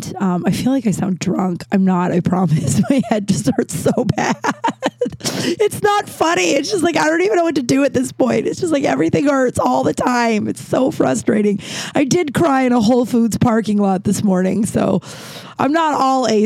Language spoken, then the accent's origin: English; Littleton, Colorado, United States; We grew up in Littleton, which was like a suburb of Denver